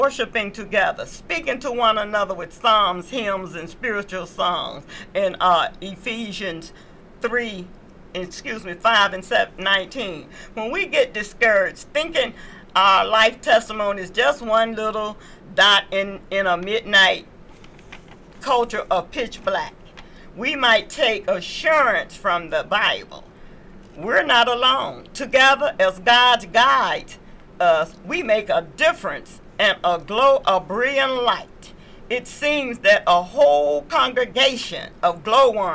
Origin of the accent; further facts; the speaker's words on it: the South, United States; moved away; I come from the South